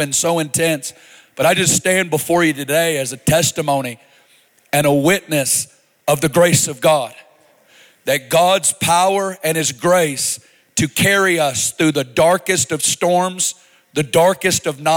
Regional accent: Arkansas, United States; now in Kansas City, United States; I am from Arkansas, but don't be judging me on all that. We do things a little different in the South.

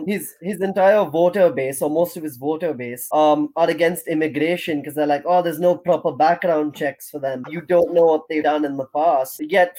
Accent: United States; now in United Kingdom; As an American citizen

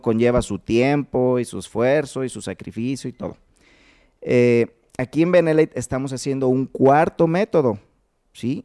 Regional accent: Uruapan, Michoacán, Mexico; De Uruapan

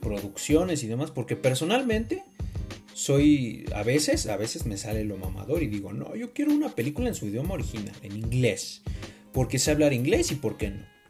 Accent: Mexico; como mexicano

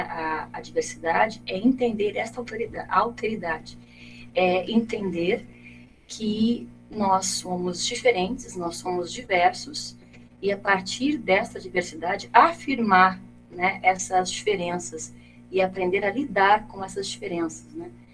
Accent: Brazil; nós, enquanto brasileiros

